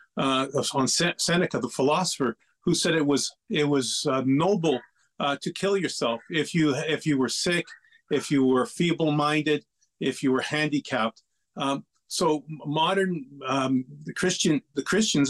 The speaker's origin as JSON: {"language": "English", "town": "Lachine", "region": "Quebec", "country": "Canada", "tie": "born or raised there", "said": "I was born and raised in Lachine"}